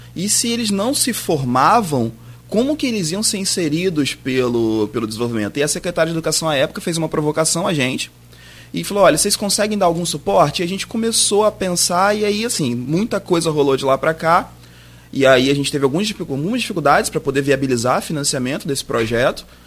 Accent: Campos dos Goytacazes, Rio de Janeiro, Brazil; eu sou de Campos e sou neto de uma figura conhecida aqui, Jorge da Paz Almeida, Jorge Chinês

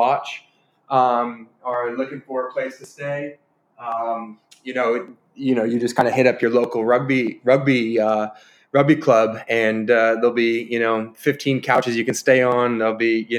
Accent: United States; moved away as an adult; also born or lived in South Africa; I was first one from American born.

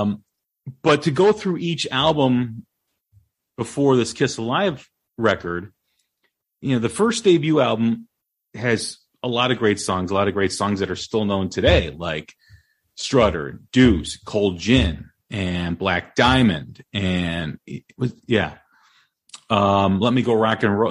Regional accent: Des Plaines, Illinois, United States; my hometown uh, in Des Plaines, Illinois

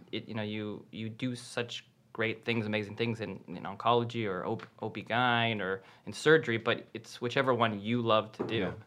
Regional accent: Canada; I'm Canadian

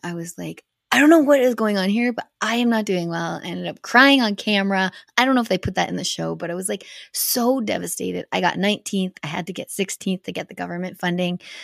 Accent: Canada; being a Canadian at X Games is a lot different than being an American because I had Canadian sponsors

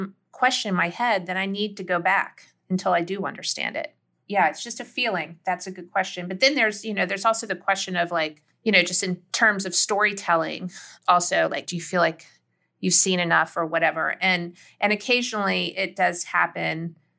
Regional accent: the South, United States; Like, I just know deep in my bones as a Southerner that, you know, having grown up that way, that I think that a lot of people who didn't grow up that way maybe don't quite understand how literal, how fully formed these worlds are to people.

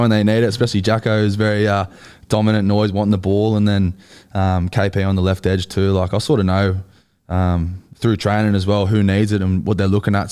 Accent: Central Coast, New South Wales, Australia; accent: Aussie; also born or lived in Wellington, New Zealand; I grew up on the Central Coast

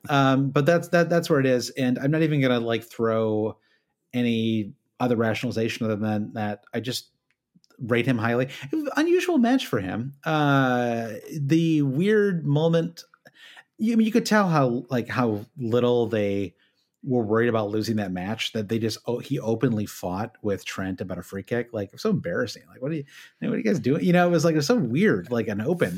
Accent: United States; as an American

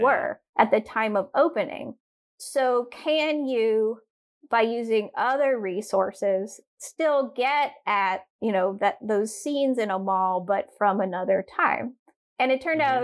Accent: Durham, North Carolina, United States; I grew up in Durham, North Carolina

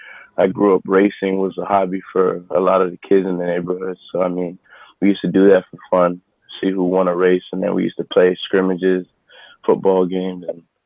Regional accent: Miami, Florida, United States; growing up in Miami during my high school days

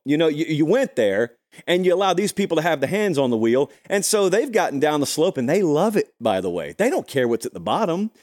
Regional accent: the South, United States; I grew up in the South

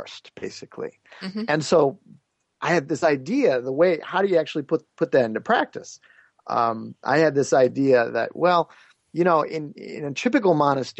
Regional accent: United States; also born or lived in India; growing up in the United States

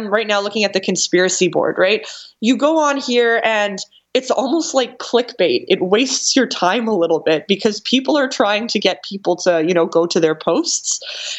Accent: Canada; I'm Canadian

